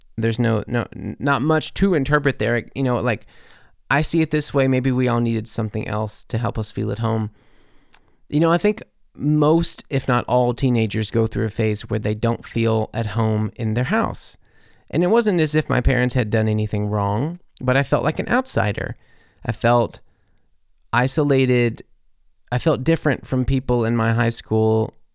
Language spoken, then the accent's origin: English; Corinth, Mississippi, United States; my hometown, Corinth, Mississippi.